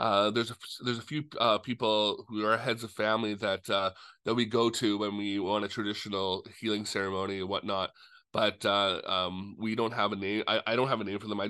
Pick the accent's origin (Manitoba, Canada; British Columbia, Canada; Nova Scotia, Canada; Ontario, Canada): British Columbia, Canada; Musqueam; Musqueam, and we are one of the only First Nations